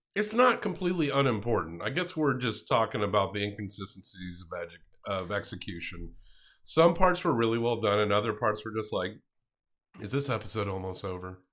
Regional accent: the South, United States; we grew up in the South

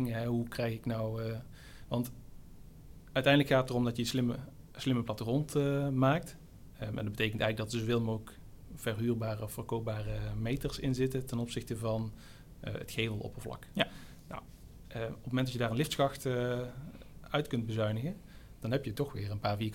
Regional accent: Kaatsheuvel, North Brabant, Netherlands; moved away; ik kom uit Kaatsheuvel

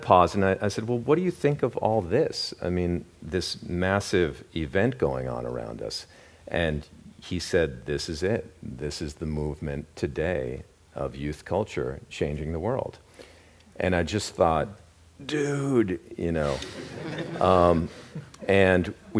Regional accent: Santa Monica, California, United States; Growing up in Santa Monica, KCRW was totally a downtown for me

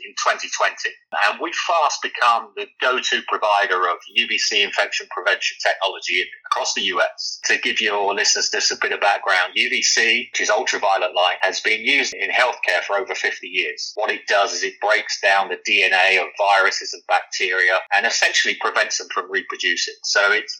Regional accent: London, United Kingdom; moved away as an adult; also born or lived in New York, United States; now in Alpharetta, United States; listeners can probably tell from my accent that I'm not really not from Georgia. I'm not from the US originally. I'm a Londoner.

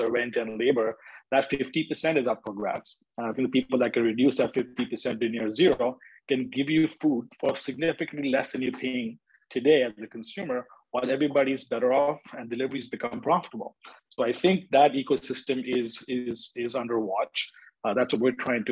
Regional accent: India; moved away as an adult; also born or lived in Canada / United States / Europe; I was born and raised in India, and I finished my university in Canada

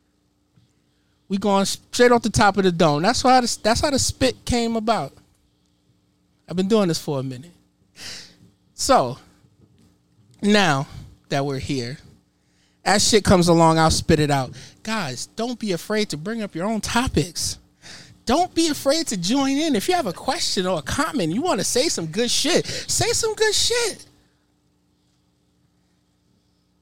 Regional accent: New York City, New York, United States; I'm from Harlem

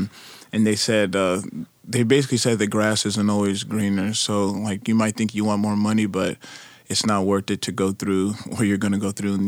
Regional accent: Arizona, United States; moved away; also born or lived in Nebraska; It was just hot. It was just very, very, very hot. And then when I left Arizona and went to Nebraska, I got used to the cold.

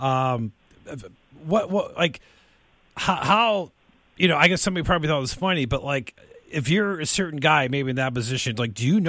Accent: Detroit, Michigan, United States; I grew up in Detroit

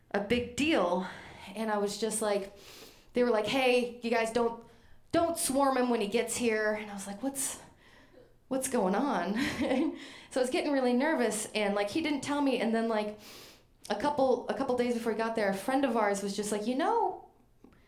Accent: Maine, United States; I'm from Maine

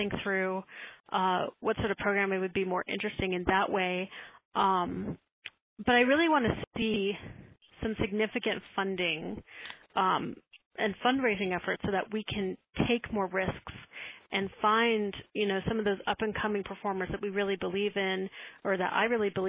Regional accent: Tucson, Arizona, United States; when I was growing up in Tucson, Arizona

